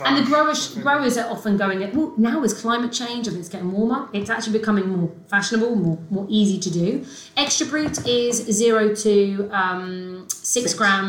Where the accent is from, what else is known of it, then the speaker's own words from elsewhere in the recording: United Kingdom; Well, we're all British.